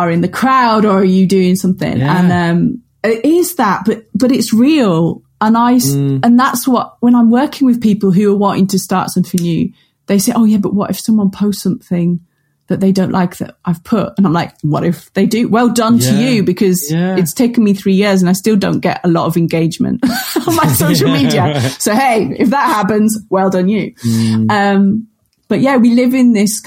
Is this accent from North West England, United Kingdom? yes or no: yes; Cumbria, North West England, United Kingdom; moved away as an adult; also born or lived in Luton; I'm from Cumbria, off a farming background